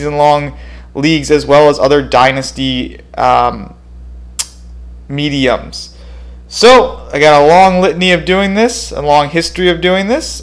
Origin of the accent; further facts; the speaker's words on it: Phoenix, Arizona, United States; moved away as an adult; now in Madison, United States; I currently reside in Madison, Wisconsin. I'm originally from Phoenix, Arizona.